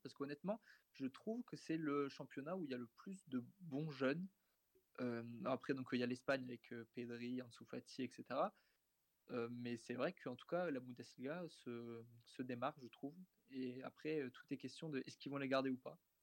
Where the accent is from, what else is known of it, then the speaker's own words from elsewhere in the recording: France; on est français